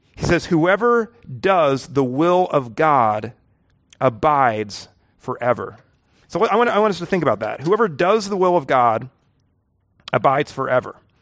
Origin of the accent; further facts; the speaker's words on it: the Ozarks, United States; I'm from the Ozarks.